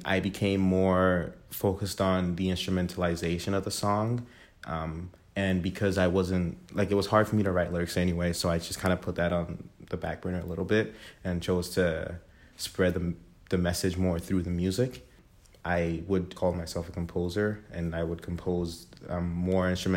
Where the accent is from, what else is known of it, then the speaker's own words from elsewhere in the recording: Ghana; also born or lived in Toronto, Canada; now in Kingston, Canada; Born and raised in Ghana in West Africa, moved to Toronto in December 2013.